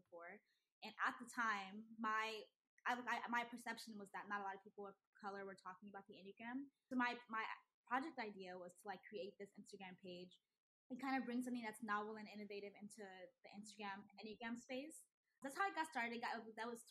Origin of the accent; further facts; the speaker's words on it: Houston, Texas, United States; also born or lived in Nigeria; Houston, I grew up in Houston specifically.